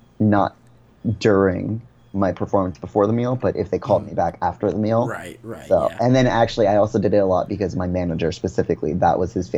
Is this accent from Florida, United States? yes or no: yes; Florida, United States; Yeah, well, see, for me, is I've only ever lived in Florida.